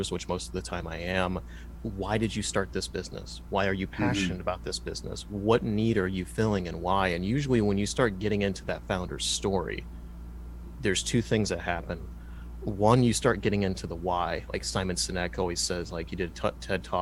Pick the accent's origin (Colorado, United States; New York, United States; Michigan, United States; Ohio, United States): Ohio, United States; Dayton; I'm from the Rust Belt, from Dayton, Ohio. It's where I am here now